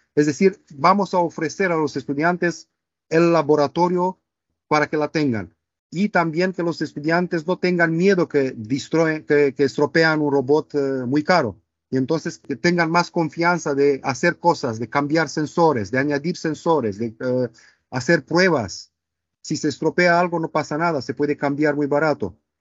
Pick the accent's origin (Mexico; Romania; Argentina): Romania; first language Romanian; Spanish is a second language; moved away as an adult; also born or lived in Barcelona, Spain; now in Manchester, United Kingdom; soy de Rumanía, del este de Europa